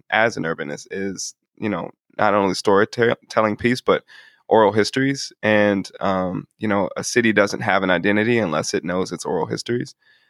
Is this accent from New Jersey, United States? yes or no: no; Kansas City, Missouri, United States; I was born and raised on Troost, around 75th Street.